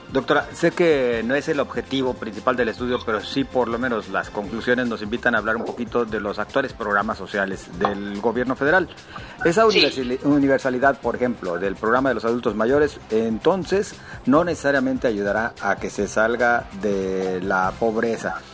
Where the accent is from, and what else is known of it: Mexico